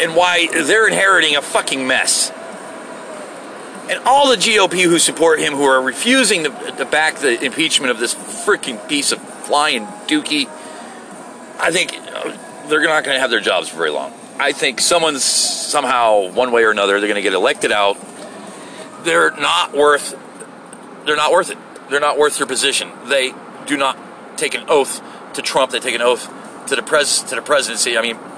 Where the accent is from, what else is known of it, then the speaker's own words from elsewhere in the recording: United States; I'm an American